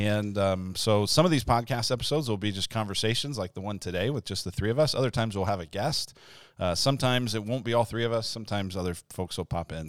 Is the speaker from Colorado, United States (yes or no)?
yes; Denver, Colorado, United States; moved away as an adult; also born or lived in Illinois; now in Arizona, United States; I'm from Denver, Colorado originally, and went to college in Illinois, and then ended up out here